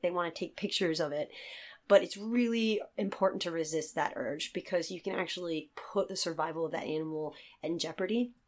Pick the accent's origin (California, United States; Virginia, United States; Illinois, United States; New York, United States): Virginia, United States; moved away as an adult; now in Ireland; I'm from Virginia, um, in the United States